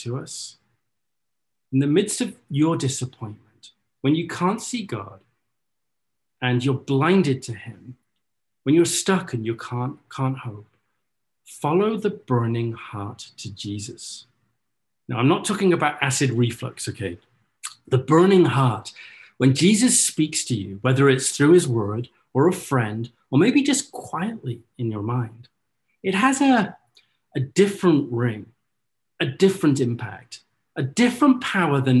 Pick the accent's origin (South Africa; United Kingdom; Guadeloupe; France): United Kingdom; North Wales; now in Orlando, United States; I grew up in North Wales, and my mum is a very avid gardener